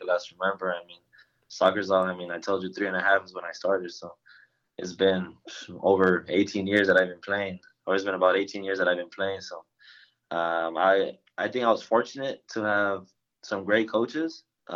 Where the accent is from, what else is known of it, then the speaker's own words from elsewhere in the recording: Los Angeles, California, United States; moved away as an adult; also born or lived in Washington; now in Chattanooga, United States; at a couple of months old, me and my family moved to LA, Los Angeles, California